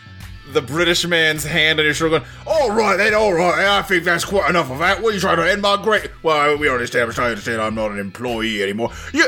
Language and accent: English; United States; born there; Because I was born in America!